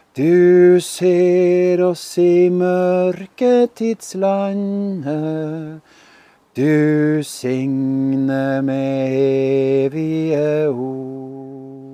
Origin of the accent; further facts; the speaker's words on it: Skjervøy, Troms, Norway; Jeg er hjemme på Skjervøy